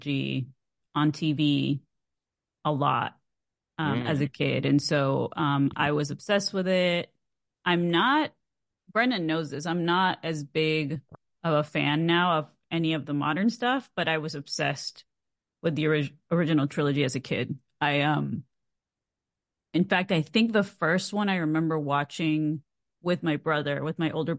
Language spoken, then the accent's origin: English; Mexico; I'm from Mexico